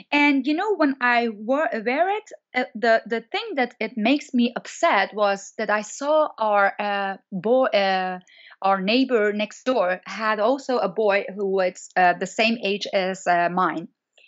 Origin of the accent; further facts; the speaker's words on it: Iran; English is a second language; As you know, I'm born in Iran and I'm grown up in Iran. So until my 25th year, I was in Iran